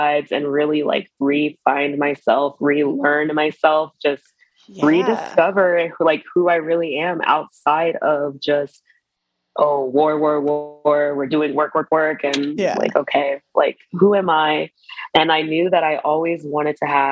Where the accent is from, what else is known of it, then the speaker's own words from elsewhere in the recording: Atlanta, Georgia, United States; moved away as an adult; also born or lived in South Korea; now in Las Vegas, United States; I'm from Atlanta.